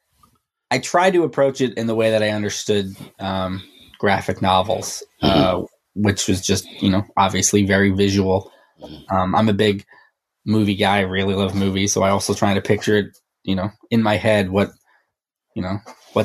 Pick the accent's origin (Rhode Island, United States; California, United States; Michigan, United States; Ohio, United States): Rhode Island, United States; now in New York, United States; I grew up in Rhode Island. I live in New York now